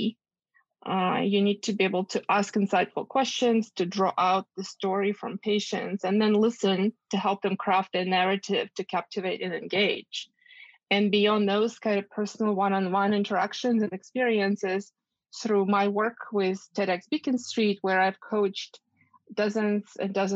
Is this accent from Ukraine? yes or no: yes; Ukraine; moved away as an adult; also born or lived in Boston, United States; now in United States; growing up in Ukraine